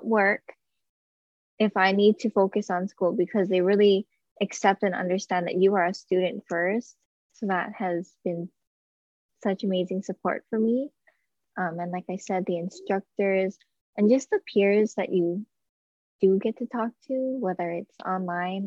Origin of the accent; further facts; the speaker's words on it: Native Hawaiian, United States; I am Native Hawaiian